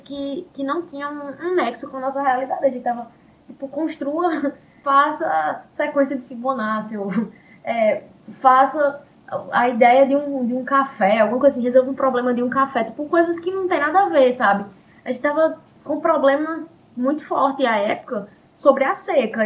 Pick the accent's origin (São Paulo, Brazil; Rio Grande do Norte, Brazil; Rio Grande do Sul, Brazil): Rio Grande do Norte, Brazil; Seridó; essa outra característica do, nosso seridó